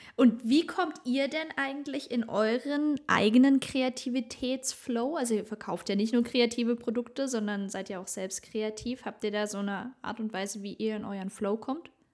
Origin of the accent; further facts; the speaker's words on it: Germany; bei uns in Deutschland